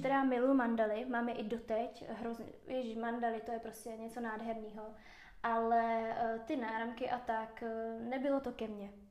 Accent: Moravia, Czechia; moved away as an adult; now in Prague, Czech Republic; v Praze žiju 4 roky, původně jsem z Moravy

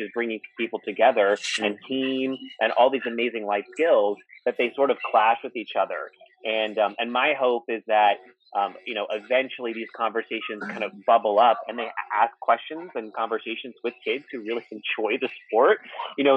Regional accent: Texas, United States; moved away; my home state is Texas

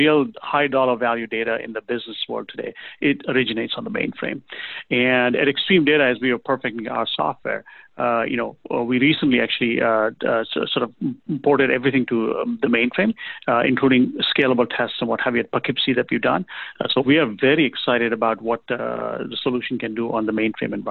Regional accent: Kenya; also born or lived in England; now in United States; I was born in Kenya, raised there, grew up in England, started working there, came to the U.S. in 1988

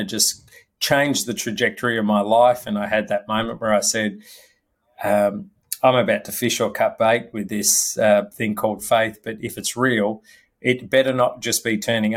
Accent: Melbourne, Victoria, Australia; also born or lived in Malaysia; now in Sydney, Australia; I grew up in Melbourne

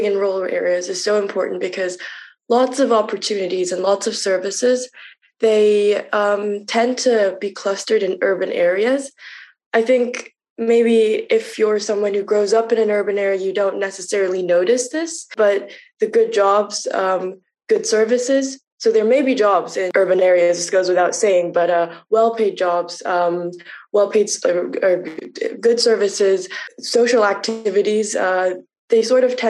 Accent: Munich, Bavaria, Germany; I grew up in Germany and I grew up in a city. So while I was while I was growing up in Munich

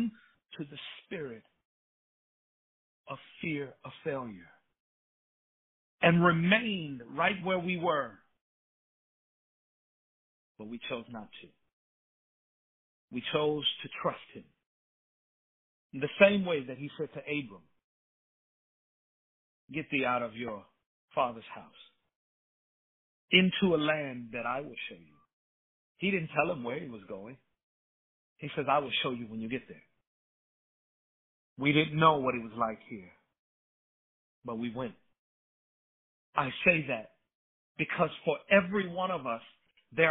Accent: Chicago, Illinois, United States; moved away as an adult; now in North Texas, United States; I grew up in the city of Chicago

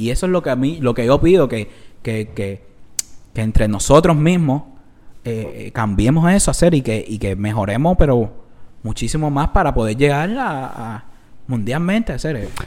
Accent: Cuba; entre los cubanos

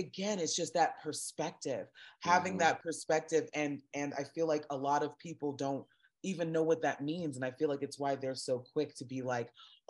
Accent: South Florida, United States; growing up in South Florida, as little Black girls, and my mom had four girls and one boy

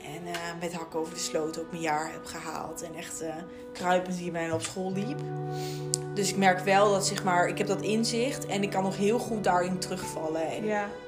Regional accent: Raalte, Overijssel, Netherlands; moved away as an adult; now in Leiden, Netherlands; ik kom, ja, hier in Leiden, ik kom uit Raalte. Nou, dat is echt wel een boerendorp.

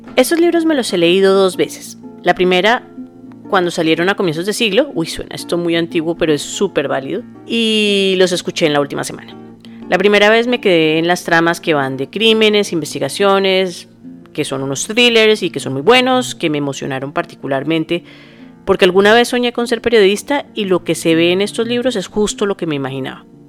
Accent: Bogotá, Colombia; los bogotanos usamos la palabra marica como una coma

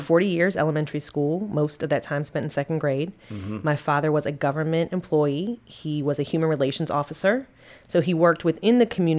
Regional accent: Annapolis, Maryland, United States; moved away as an adult; also born or lived in Virginia; I was born in Annapolis, Maryland, and spent most of my life there before heading to Virginia for college.

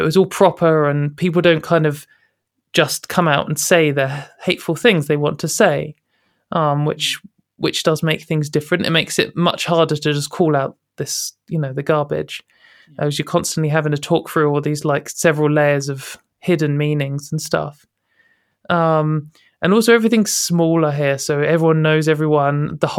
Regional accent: United Kingdom; because I guess as a British activist, I often compare myself and our situation to America

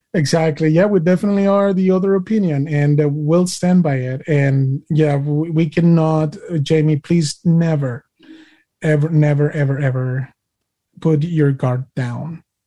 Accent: Mexico; now in United States; I am Mexican American.

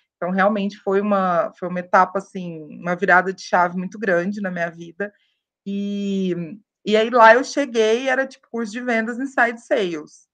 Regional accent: Uberaba, Minas Gerais, Brazil; moved away as an adult; also born or lived in São Paulo; estava lá em Uberaba, né? Eu sou de Minas, interior, aquela coisa, aquela, aquele tédio

